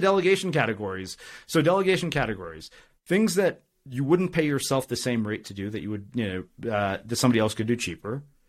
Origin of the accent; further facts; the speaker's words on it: India; Of course I got straight A's in high school. I'm Indian. Like, that's non-negotiable for Indian parents.